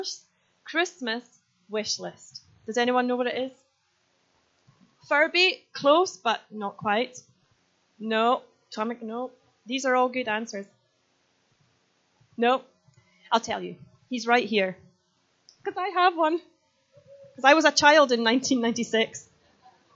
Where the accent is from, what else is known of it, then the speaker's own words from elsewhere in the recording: Scotland, United Kingdom; I am Scottish